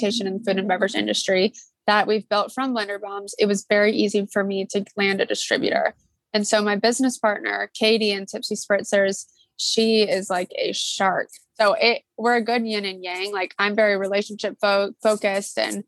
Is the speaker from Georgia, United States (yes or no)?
yes; Atlanta, Georgia, United States; now in Charleston, United States; I grew up in Atlanta, Georgia, and I went to Riverwood High School